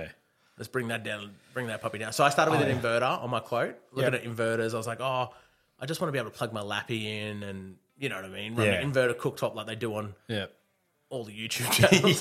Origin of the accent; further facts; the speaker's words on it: Sydney, New South Wales, Australia; Yeah, I'm from Sydney.